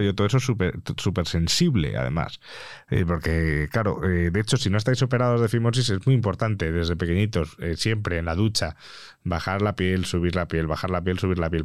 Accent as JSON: {"language": "Spanish", "area": "Mallorca", "region": "Balearic Islands", "country": "Spain", "said": "yo soy de Mallorca"}